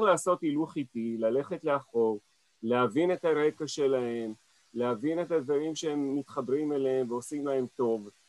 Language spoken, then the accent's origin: Hebrew; Israel; also born or lived in Paris, France; אני נולדתי כאן בארץ